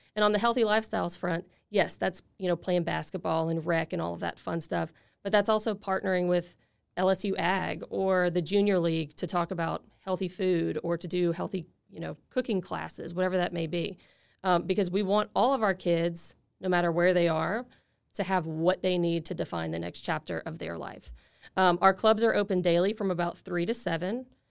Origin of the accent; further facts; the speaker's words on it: Lafayette, Louisiana, United States; I grew up in Lafayette